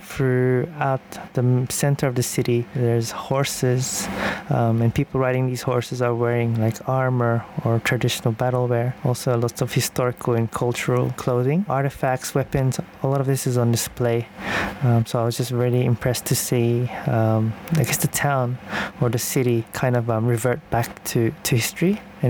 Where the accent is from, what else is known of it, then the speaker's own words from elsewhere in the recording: Sydney, New South Wales, Australia; I come from Sydney, Australia